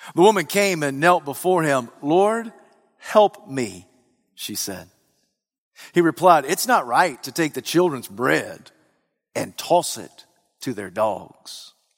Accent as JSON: {"language": "English", "region": "Alabama", "country": "United States", "said": "I'm from the region of Alabama"}